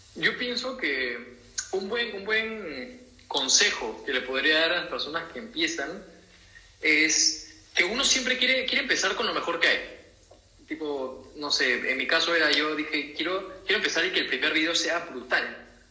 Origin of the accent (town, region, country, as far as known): Peru